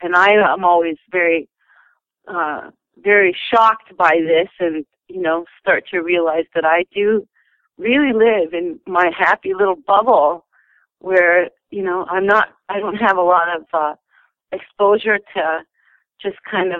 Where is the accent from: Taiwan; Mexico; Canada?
Canada; Winnipeg, Manitoba; also born or lived in Kentucky; We were raised in North America for sure. And of course, we had been to zoos and everything. My father moved us to northern Manitoba when we were little kids. And then we moved to Kentucky and then back to Winnipeg in our teenage years.